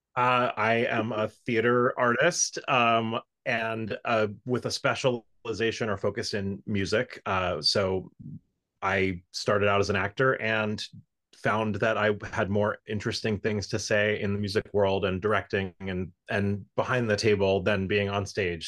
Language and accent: English; South Florida, United States; moved away; also born or lived in New York; I grew up in South Florida